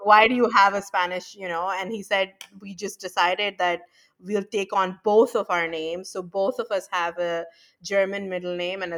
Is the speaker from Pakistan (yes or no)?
yes; Pakistan; So, I was born and raised in Pakistan, like I said